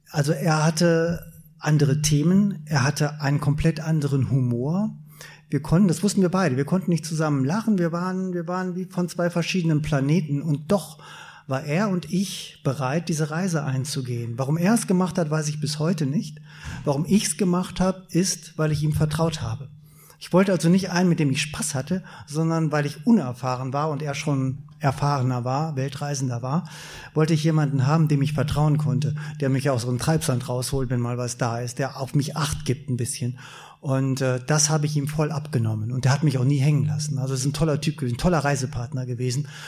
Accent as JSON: {"language": "German", "country": "Germany", "said": "als Deutscher"}